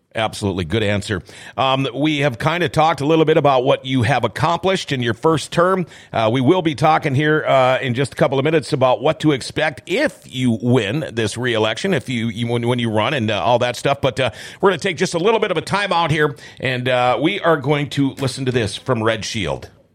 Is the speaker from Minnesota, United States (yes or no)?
yes; Thief River Falls, Minnesota, United States; I'm from from Thief River Falls originally